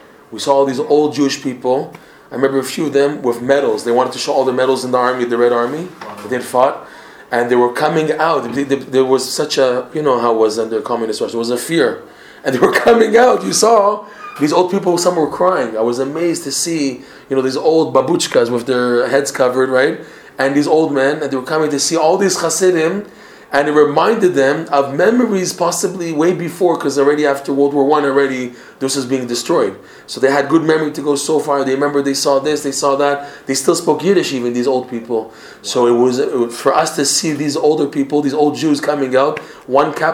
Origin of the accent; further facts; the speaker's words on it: Toronto, Ontario, Canada; moved away; I'm from Toronto originally